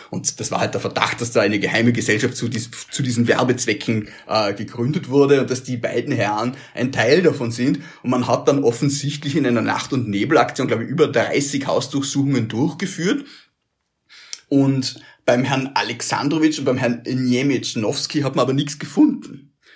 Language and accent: German; Vorarlberg, Austria; Ich stelle das als Vorarlberger